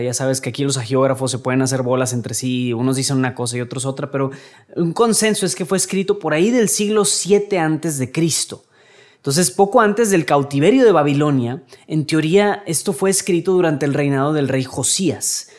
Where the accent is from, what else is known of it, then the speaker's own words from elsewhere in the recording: Mexico; aquí en México